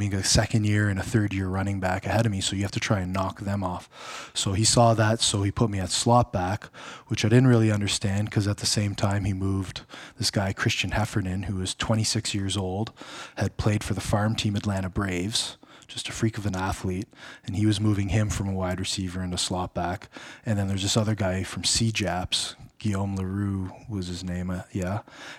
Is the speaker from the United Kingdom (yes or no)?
no; Ottawa, Ontario, Canada; Well, born and raised in Ottawa, but I went to Western.